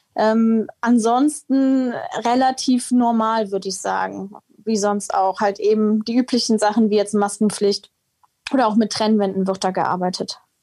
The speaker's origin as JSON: {"language": "German", "town": "Heinsberg", "region": "North Rhine-Westphalia", "country": "Germany", "tie": "born or raised there", "said": "Ich bin jetzt tatsächlich nicht gebürtige Mönchengladbacherin, sondern Heinsbergerin"}